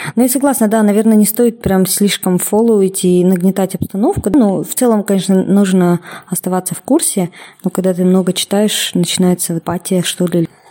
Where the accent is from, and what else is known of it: Kokshetau, Akmola Region, Kazakhstan; now in Almaty, Kazakhstan